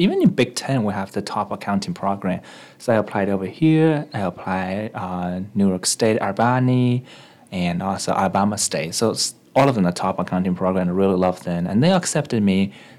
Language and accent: English; China; also born or lived in Japan; after I was born in China, I was sent to Japan to receive some education. Unfortunately, it seems like my personality is not the best fit in Japanese culture during that time, so I was being sent back to China for a boarding school experience.